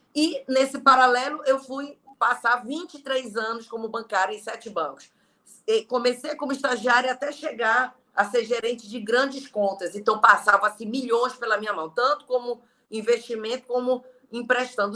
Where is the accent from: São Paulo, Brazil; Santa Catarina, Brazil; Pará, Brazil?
Pará, Brazil; Belém; moved away as an adult; now in Fortaleza, Brazil; Eu sou de Belém e moro há quase dois anos aqui em Fortaleza